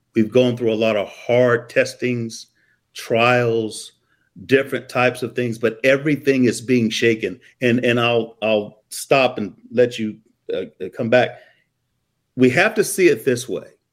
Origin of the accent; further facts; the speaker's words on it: Columbia, Missouri, United States; I'm from Columbia, Missouri.